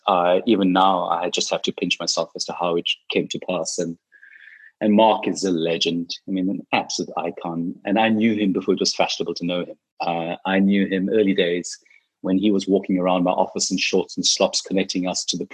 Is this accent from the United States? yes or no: no; South Africa; as a South African